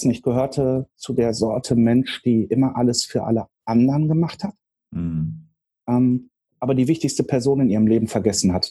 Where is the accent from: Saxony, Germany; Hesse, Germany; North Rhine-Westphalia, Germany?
North Rhine-Westphalia, Germany; Dortmund; moved away as an adult; also born or lived in Marburg; now in Hamburg, Germany; Ich komme aus dem Pott, ich komme aus Dortmund ähm, und habe aus dieser Stadt ein paar Präferenzen mitgenommen, auch hier nach Hamburg.